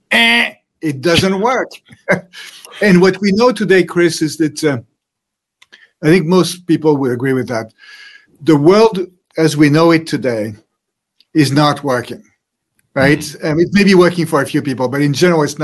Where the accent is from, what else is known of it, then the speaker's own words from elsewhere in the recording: France; moved away; So I was born in France, century, and I grew up in a happy family. I had three brothers, studied in France